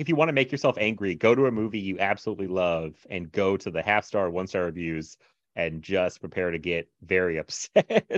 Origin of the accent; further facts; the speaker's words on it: Chesapeake, Virginia, United States; also born or lived in Florida; I grew up the same place I live now, actually. Uh, Chesapeake, Virginia